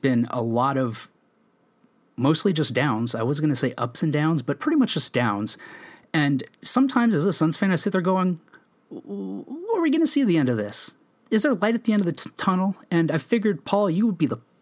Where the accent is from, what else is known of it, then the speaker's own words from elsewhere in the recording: Phoenix, Arizona, United States; I'm born and raised in Phoenix